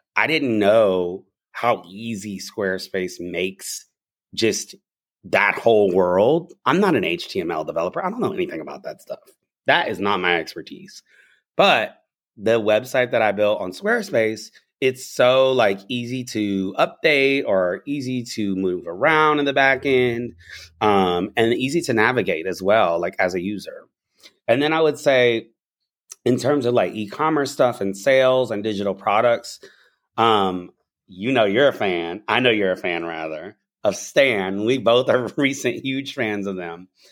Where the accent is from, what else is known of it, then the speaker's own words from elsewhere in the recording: the South, United States; I'm also from the South, so my little nothing, my slang is probably from there